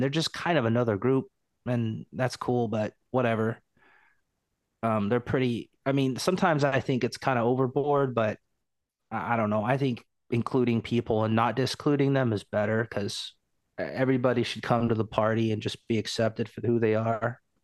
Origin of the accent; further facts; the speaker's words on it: Portland, Oregon, United States; I'm from Portland